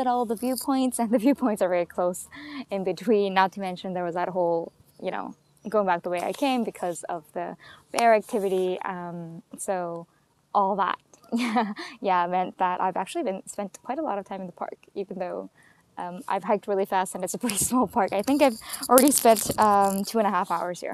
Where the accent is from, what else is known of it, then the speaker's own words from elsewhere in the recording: White Rock, British Columbia, Canada; White Rock, which is actually my hometown